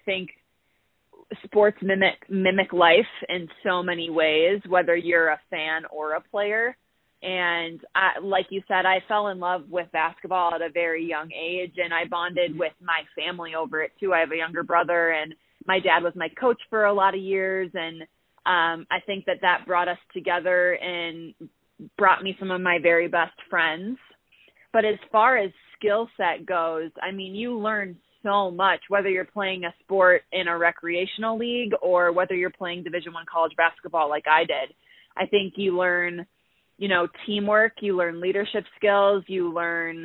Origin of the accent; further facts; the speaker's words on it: Minnesota, United States; moved away as an adult; also born or lived in Illinois; now in Colorado, United States; I'm from Minnesota originally